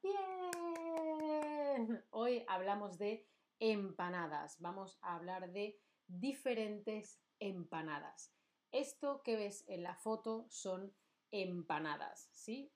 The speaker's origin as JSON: {"language": "Spanish", "country": "Spain", "said": "Yo soy de España."}